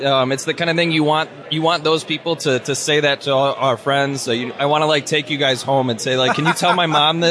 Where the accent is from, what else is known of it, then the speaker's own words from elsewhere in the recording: Detroit, Michigan, United States; I'm born and raised in Metro Detroit